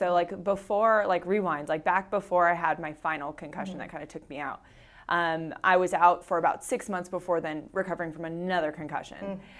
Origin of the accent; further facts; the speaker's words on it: Orange County, California, United States; also born or lived in Tampa; now in Folsom, United States; I grew up in Orange County.